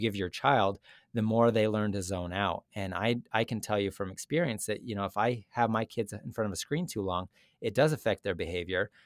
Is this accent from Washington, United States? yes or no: no; Utah, United States; moved away as an adult; also born or lived in Connecticut; I moved from Connecticut to Utah, and I grew up in Utah, and I left eleven years ago for business school, and I've just now come back